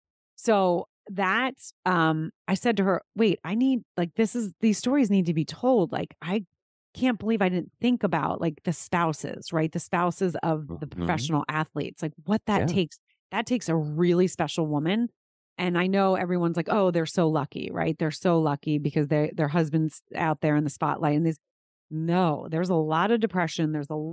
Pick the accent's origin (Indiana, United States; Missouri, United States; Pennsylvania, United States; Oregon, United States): Pennsylvania, United States; I grew up outside of Philadelphia.